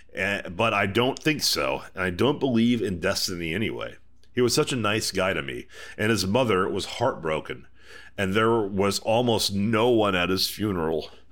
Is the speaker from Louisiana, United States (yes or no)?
no; Houston, Texas, United States; as a Texan.